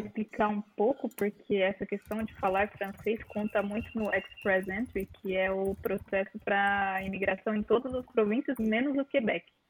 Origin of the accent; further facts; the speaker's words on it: São João da Boa Vista, São Paulo, Brazil; moved away as an adult; now in Canada; eu sou do, do, interior de São Paulo, sou João da Boa Vista, uma cidade pequenininha.